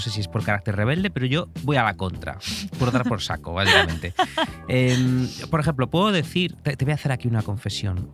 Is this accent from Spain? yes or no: yes; Galicia, Spain; como gallego que soy